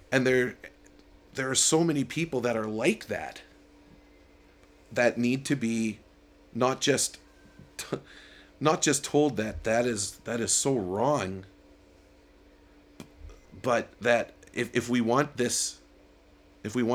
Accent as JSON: {"language": "English", "country": "Canada", "said": "I love being Canadian."}